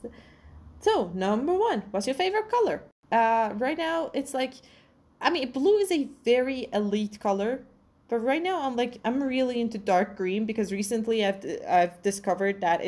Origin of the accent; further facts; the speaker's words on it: Tabriz, East Azerbaijan, Iran; also born or lived in Pécs, Hungary; now in Tehran, Iran; I'm from Tabriz, Iran.